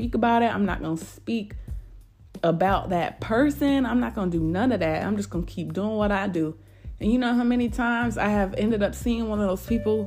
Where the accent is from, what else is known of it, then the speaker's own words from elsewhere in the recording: upstate New York, United States; now in Greenville, United States; I'm from upstate New York. I'm not from the city.